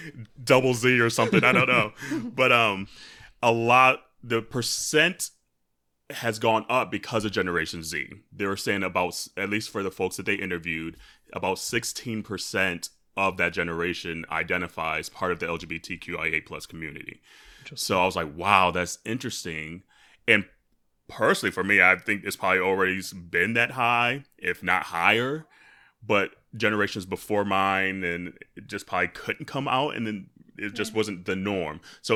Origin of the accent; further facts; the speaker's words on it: Michigan, United States; where growing up in Michigan, small town Michigan, we were like one of the lone Black families in my school district